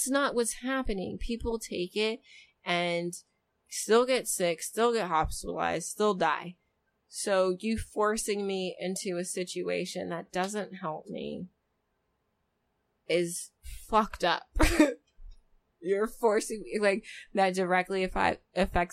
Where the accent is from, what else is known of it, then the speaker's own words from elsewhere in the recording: United States; we have as Americans